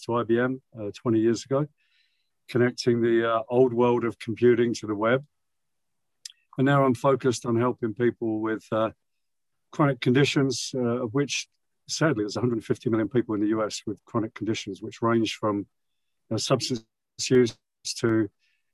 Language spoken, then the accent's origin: English; London, United Kingdom; moved away as an adult; now in United States; I grew up in London, as you could probably tell from my accent. I've lived in the US nearly 40 years.